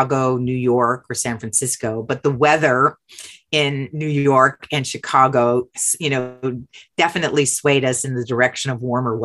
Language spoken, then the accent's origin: English; Canada; moved away as an adult; also born or lived in Montreal, Canada; my being Canadian